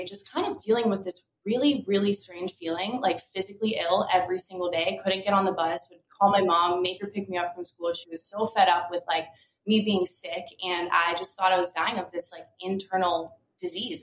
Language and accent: English; Delray Beach, Florida, United States; I grew up in Delray Beach, Florida. So South Florida, always in the ocean, always by the water.